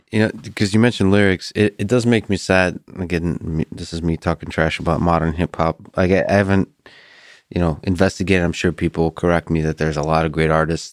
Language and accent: English; Russia; moved away; I grew up in the Soviet Union and Russia.